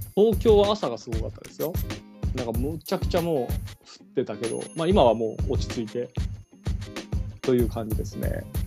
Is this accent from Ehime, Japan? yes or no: yes; Ehime, Japan; now in Tokyo, Japan; 俺の出身の愛媛県